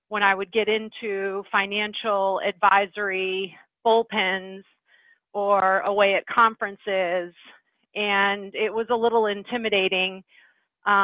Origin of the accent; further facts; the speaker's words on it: Midwest, United States; moved away as an adult; also born or lived in New England; I was from the Midwest